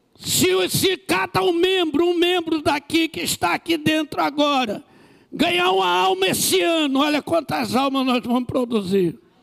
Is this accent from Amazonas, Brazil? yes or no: no; Rio de Janeiro, Brazil; eu sou do Rio de Janeiro, no Brasil.